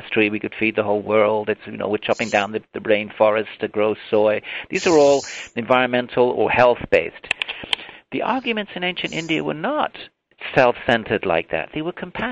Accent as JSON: {"language": "English", "country": "United Kingdom", "moved": "yes", "lives_now": "United States", "said": "my home country, the U.K."}